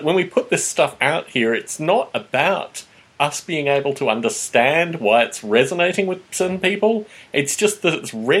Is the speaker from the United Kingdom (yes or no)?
no; Canberra, Australian Capital Territory, Australia; he turns out that he's from my hometown of Canberra, Australia.